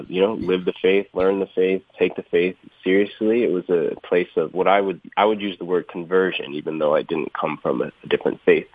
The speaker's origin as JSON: {"language": "English", "region": "Rhode Island", "country": "United States", "tie": "born or raised there", "moved": "as an adult", "lives_now": "Atlanta, United States", "said": "I grew up here. Yeah, I am visiting family right now in Rhode Island, way up north, so, you know, sometimes we get called the Yankee down there in Atlanta."}